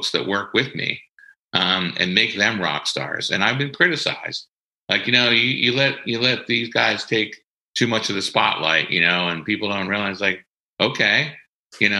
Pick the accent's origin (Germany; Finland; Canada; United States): United States; Delco, Ripley, Pennsylvania; from Delco, right? I'm from Ripley. And in Delco, it's all about keeping it real